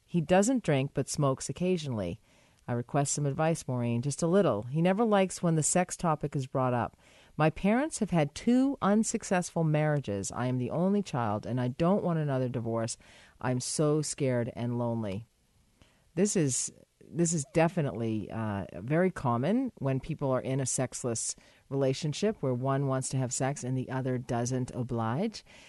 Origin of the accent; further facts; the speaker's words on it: United States; moved away; my home country